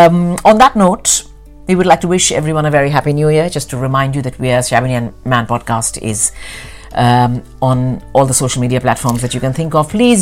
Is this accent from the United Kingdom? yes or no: yes; London, United Kingdom; So I think being a Londoner, there will always be a lot of new things to discover.